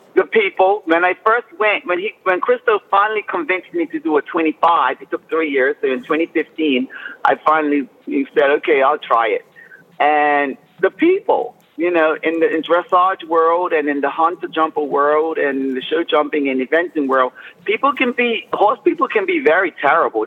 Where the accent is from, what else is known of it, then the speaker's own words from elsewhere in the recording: Bermuda; moved away; I was raised and born and raised in Bermuda